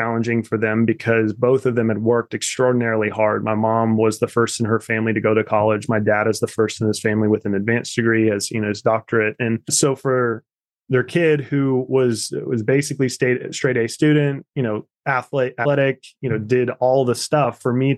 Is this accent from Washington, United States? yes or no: no; Kansas, United States; growing up in Kansas that was really, really shaped me and molded me in a lot of ways is that I grew up on farm country